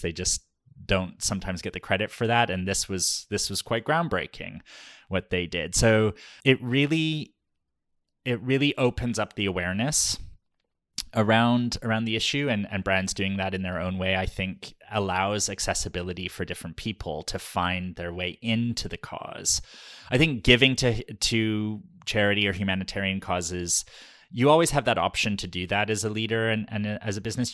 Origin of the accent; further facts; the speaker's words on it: Canada; We are Canadian, but we are Ukrainian Canadian